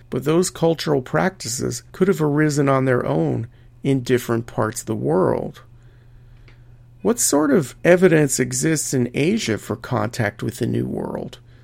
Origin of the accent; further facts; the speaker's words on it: Albuquerque, New Mexico, United States; my hometown of Albuquerque